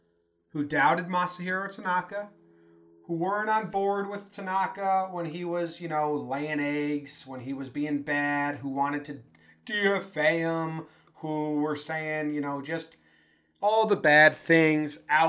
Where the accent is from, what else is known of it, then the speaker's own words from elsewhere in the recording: Connecticut, United States; now in Denver, United States; We are transplanted Yankee fans, originally from Connecticut.